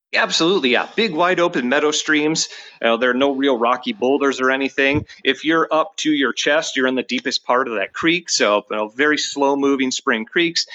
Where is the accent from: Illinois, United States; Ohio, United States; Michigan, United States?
Michigan, United States; moved away as an adult; also born or lived in New Mexico; now in Viroqua, United States; somebody who grew up in, in Michigan